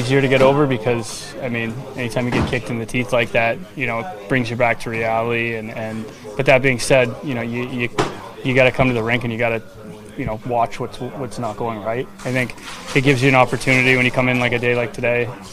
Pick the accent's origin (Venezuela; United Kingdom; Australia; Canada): Canada; moved away as an adult; now in Seattle, United States; as a Canadian kid, you know, you grow up watching that tournament